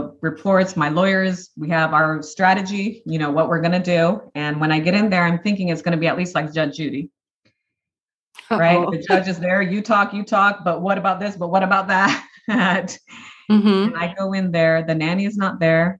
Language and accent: English; Brazil; now in Nashville, United States; my husband and I only spoke Portuguese with him. We're originally from Brazil